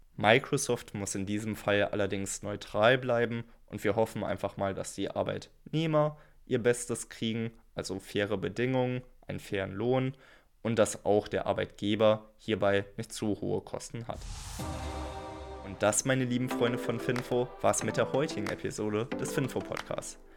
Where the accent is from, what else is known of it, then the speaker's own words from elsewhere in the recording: Germany; Für uns als Deutsche